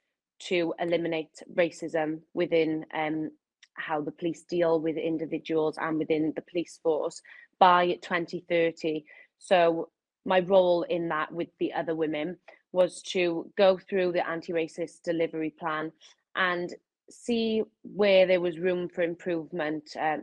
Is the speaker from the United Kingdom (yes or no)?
yes; Wales, United Kingdom; growing up in Wales, it's not the most diverse. It's not as diverse as England, I wouldn't say.